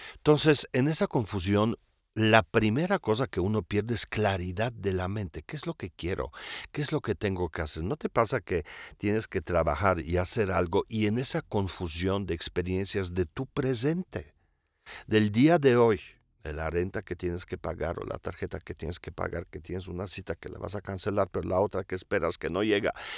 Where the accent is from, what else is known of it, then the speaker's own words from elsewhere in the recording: Mexico City, Mexico; me considero chilango, pues, ¿verdad? O sea, pues, yo soy polaco, e italiano, también expat